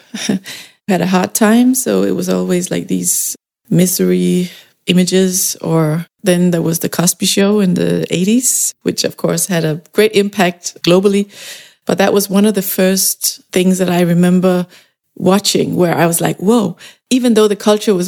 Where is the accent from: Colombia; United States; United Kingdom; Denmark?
Denmark; growing up in Denmark